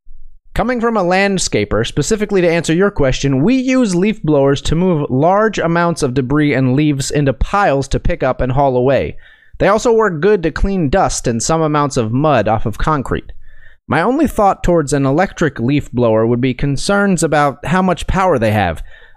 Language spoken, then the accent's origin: English; Saskatoon, Saskatchewan, Canada; now in Moose Jaw, Canada; I grew up in Saskatoon and now live in Moose Jaw.